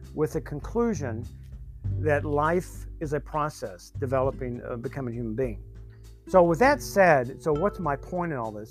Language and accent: English; the South, United States; I grew up in the South